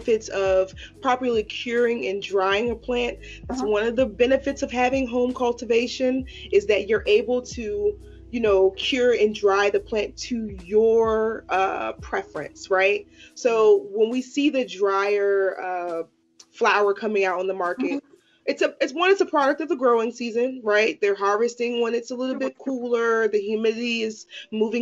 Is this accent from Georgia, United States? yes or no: no; Washington, District of Columbia, United States; I grew up in Washington, D.C. I grew up in the era of block parties and community cleanups